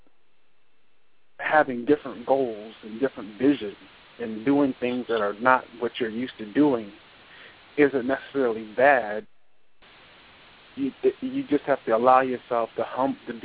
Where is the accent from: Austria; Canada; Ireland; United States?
United States; I'm American